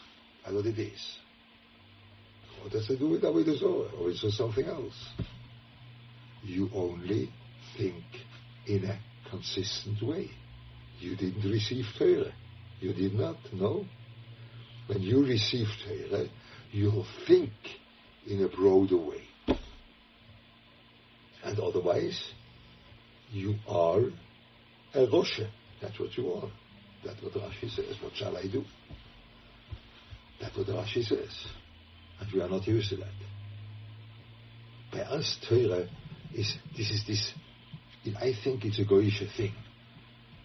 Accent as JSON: {"language": "English", "region": "Lucerne", "country": "Switzerland", "tie": "born or raised there", "said": "I was growing up in Luzern, a very Catholic town"}